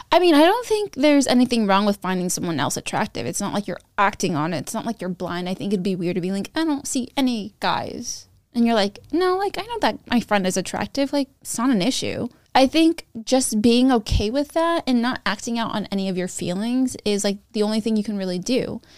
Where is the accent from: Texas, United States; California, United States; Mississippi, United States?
California, United States; Sacramento; I grew up near Johnny Carino's, which is, like, a fran-, an Italian franchise. in Sacramento